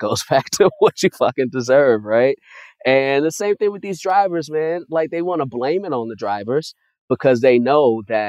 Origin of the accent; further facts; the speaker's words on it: Chicago, Illinois, United States; now in Los Angeles, United States; I'm a kid from Chicago, so I didn't start eating Domino's until I moved out to L.A.